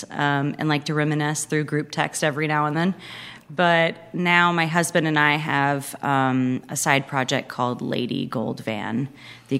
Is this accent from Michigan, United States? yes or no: no; Pensacola, Florida, United States; moved away as an adult; also born or lived in Greensboro, North Carolina; now in Winston-Salem, United States; So I am from Pensacola, Florida, originally. Come from 3 generations of being there and small business owners. So there is quite a big family there that I grew up around